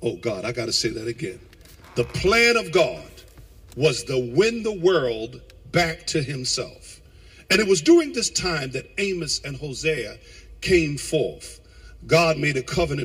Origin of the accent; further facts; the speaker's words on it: United States; also born or lived in New Jersey / Connecticut; when we were growing up in New York and Jersey and past Connecticut